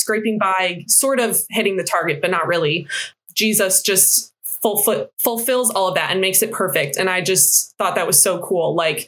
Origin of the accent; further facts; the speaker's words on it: Midwest, United States; moved away as an adult; now in California, United States; I'm from the Midwest